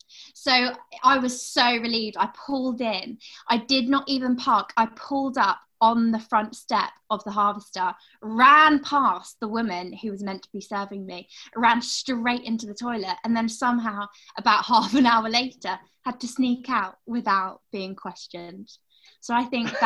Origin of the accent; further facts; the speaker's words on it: London, United Kingdom; now in Birmingham, United Kingdom; I'm from London, but mainly live in Birmingham